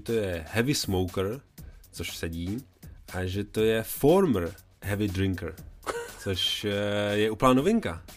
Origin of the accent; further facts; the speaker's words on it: Czechia; jsem z Česka